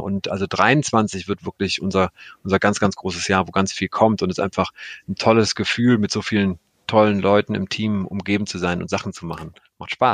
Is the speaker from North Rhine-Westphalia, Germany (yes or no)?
yes; Cologne, North Rhine-Westphalia, Germany; ich komme ja aus Köln